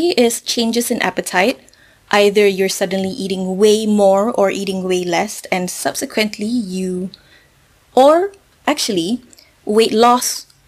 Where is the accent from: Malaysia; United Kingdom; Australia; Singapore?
Malaysia; I'm Malaysian myself